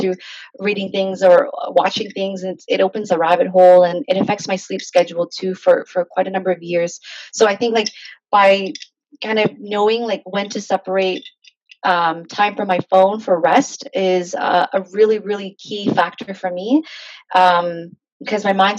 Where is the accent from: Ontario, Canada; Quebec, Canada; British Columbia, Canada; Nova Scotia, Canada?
Ontario, Canada; Hamilton; I grew up in Hamilton, technically. I was born and raised there.